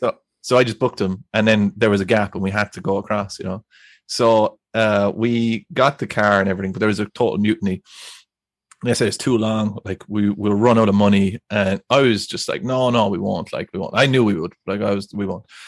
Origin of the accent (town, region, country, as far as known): Ireland